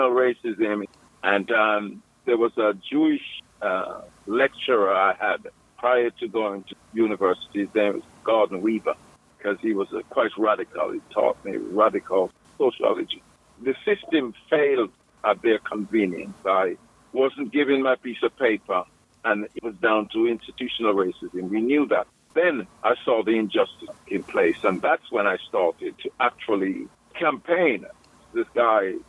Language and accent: English; Jamaica; now in Birmingham, United Kingdom; I was born in Jamaica, West Indies.